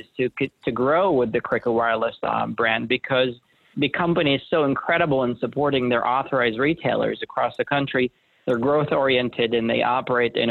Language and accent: English; Jordan; moved away as an adult; also born or lived in Syracuse, New York; now in United States; I was born and raised in Jordan, a place that not a lot of people are familiar